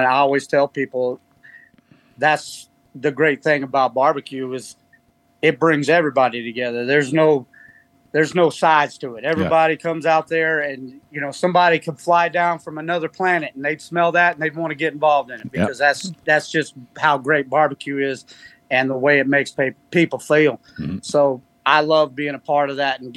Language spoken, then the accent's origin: English; Austin, Texas, United States; now in Ontario, Canada; I grew up in Austin, Texas.